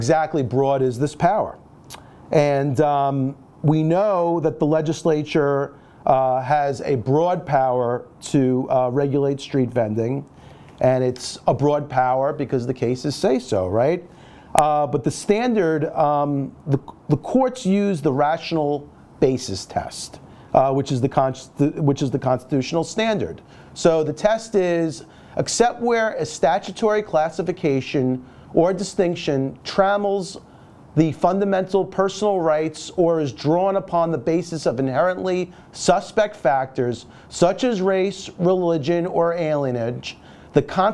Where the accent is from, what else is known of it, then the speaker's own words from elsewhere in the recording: New York City, New York, United States; I grew up in Brooklyn